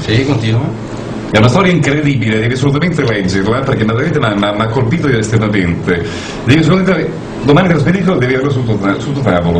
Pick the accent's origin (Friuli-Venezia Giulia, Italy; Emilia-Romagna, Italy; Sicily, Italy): Sicily, Italy; now in San Lazzaro di Savena, Italy; io sono siciliano, trapiantato felicemente eh, delicatamente ospitato da questa città a Sallazzo